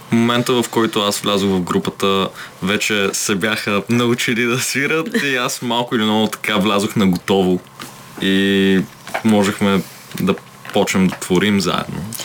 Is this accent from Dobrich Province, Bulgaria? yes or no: no; Samokov, Sofia Province, Bulgaria; now in Sofia, Bulgaria; аз съм от Самоков